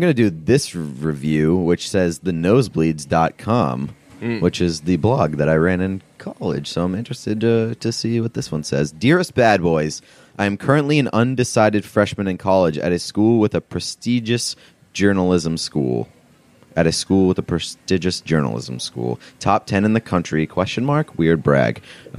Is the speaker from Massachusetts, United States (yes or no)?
yes; Boston, Massachusetts, United States; I'm from Boston and I see you two as accomplished individuals in your field at very young ages.